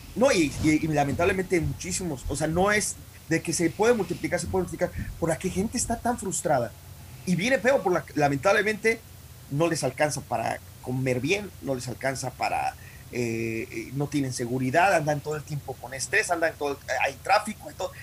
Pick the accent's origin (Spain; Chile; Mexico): Mexico; soy mexicano nací en México y voy a morir mexicano. Y, crecí en México